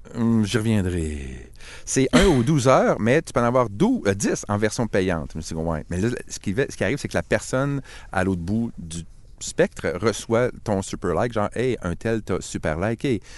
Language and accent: French; Quebec, Canada; Je suis québécois